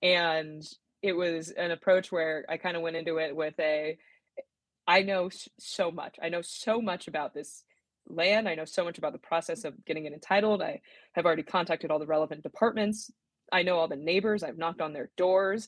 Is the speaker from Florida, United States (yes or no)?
no; San Diego, California, United States; moved away as an adult; also born or lived in La Jolla; now in Sacramento, United States; I grew up in San Diego, in coastal San Diego